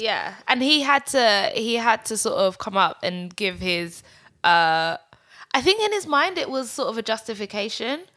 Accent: United Kingdom; growing up in Britain

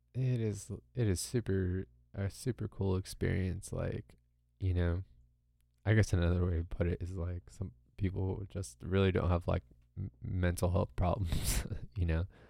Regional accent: Southern California, United States; I grew up in America, you know, in Southern California

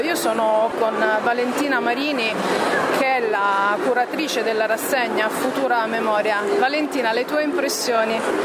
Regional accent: San Benedetto del Tronto, Marche, Italy; vengo da San Benedetto del Tronto e mia madre è di San Benedetto del Tronto, mentre mio padre è congolese

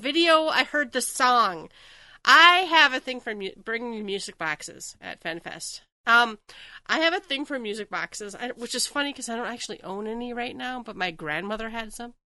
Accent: Minnesota, United States; I'm from Minnesota, so land of ice castles

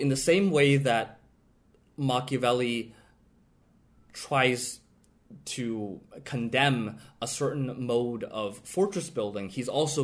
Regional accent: United States

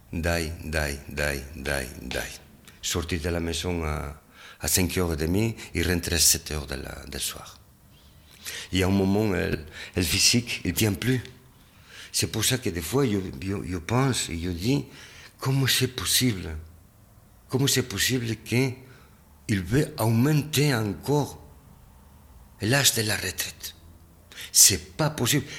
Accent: Spain; French is a second language; now in Switzerland; Je suis né en Espagne et je habite à Linerol

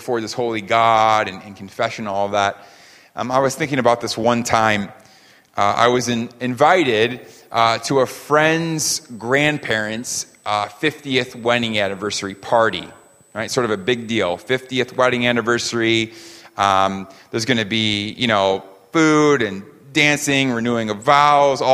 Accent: New York, United States; also born or lived in California; I'm a New Yorker

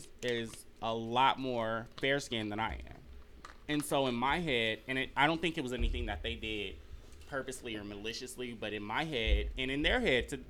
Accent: Los Angeles, California, United States; grew up in Los Angeles where the sun's always shining and people are always pretty.

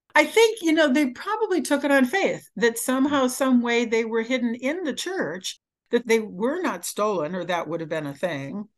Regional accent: Michigan, United States; I grew up in Michigan.

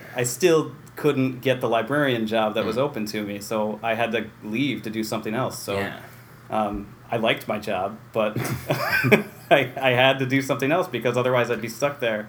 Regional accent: Waterville, New York, United States; also born or lived in Utica, New York; lived in Waterville for Sure. 18 years or so.

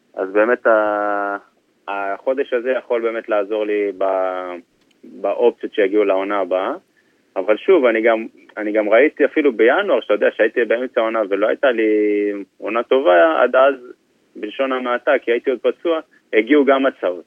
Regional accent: Israel; moved away as an adult; now in England

